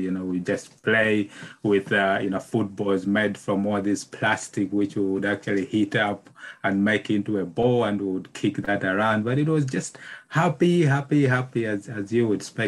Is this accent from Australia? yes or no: no; Malawi; moved away; I'm originally from Malawi, which is, you know, in Southern Africa. So I grew up there